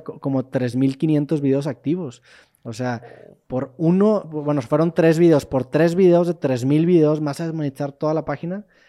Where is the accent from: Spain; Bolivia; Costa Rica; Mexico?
Mexico; Monterrey, Nuevo León; yo soy de Monterrey